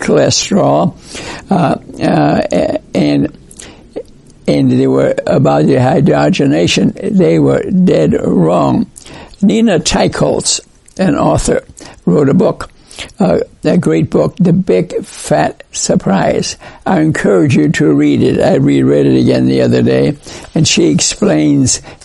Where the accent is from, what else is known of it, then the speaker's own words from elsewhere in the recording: New York, United States; I grew up in New York